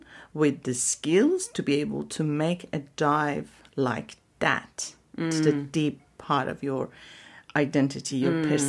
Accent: Iran; So I'm from Iran.

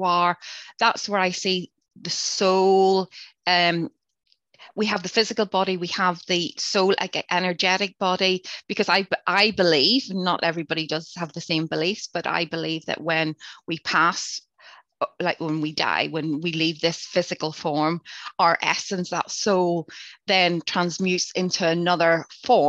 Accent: Northern Ireland, United Kingdom; growing up in Northern Ireland during the Troubles

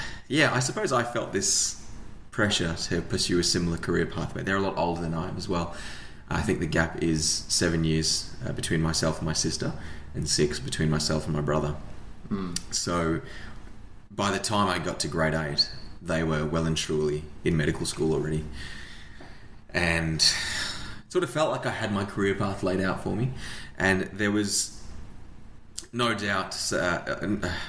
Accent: Australia; also born or lived in New Zealand; my parents moved to New Zealand, which is where my brother and I were born, and then we moved to Australia not long afterwards

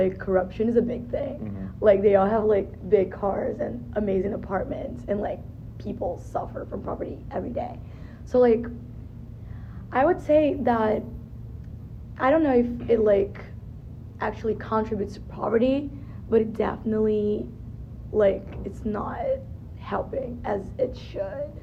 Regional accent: Brazil; moved away; I'm from Brazil

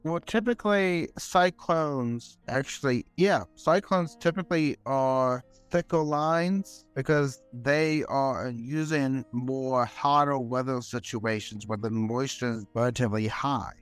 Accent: Florida, United States; I am from Florida

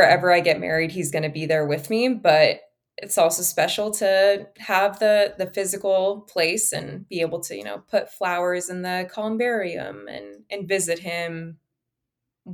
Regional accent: Bay Area, California, United States; I'm from the Bay Area

